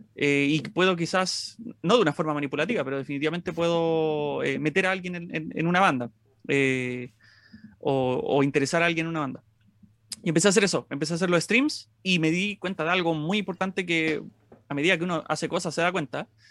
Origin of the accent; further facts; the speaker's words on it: Maipú, Santiago Metropolitan Region, Chile; siempre he sido de Maipú, de la comuna de Maipú, que es una comuna que es bastante grande, una de las más grandes de, Santiago